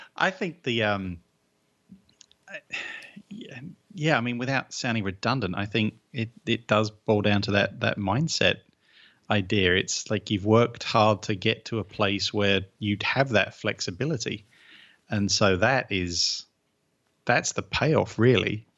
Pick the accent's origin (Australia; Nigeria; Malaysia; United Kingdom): United Kingdom; England; 'cause I'm English